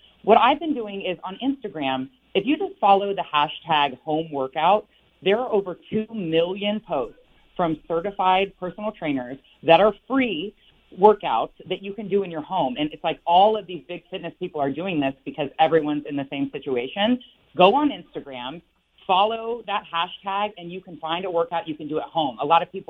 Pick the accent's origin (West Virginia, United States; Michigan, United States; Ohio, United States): Ohio, United States; Westerville; now in Northern Virginia, United States; I'm actually in Northern Virginia, right outside D.C., but I grew up in Westerville, Ohio.